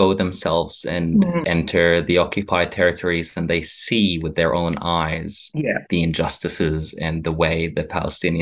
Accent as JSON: {"language": "English", "country": "Jordan", "tie": "born or raised there", "moved": "yes", "lives_now": "Bendigo, Australia", "said": "I was born in Jordan"}